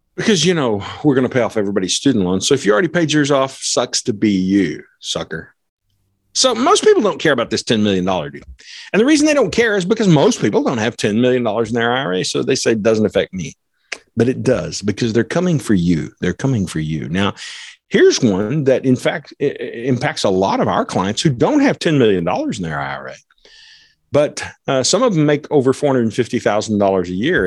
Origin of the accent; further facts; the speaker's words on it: United States; I'm not a European American, I'm an American